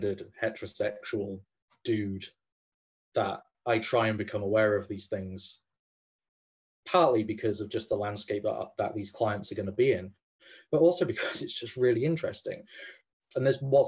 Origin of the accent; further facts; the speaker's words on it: England, United Kingdom; as an Englishman that doesn't speak Irish